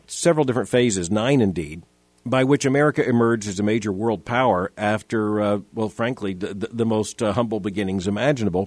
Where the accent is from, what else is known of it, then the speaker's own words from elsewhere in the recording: United States; as an American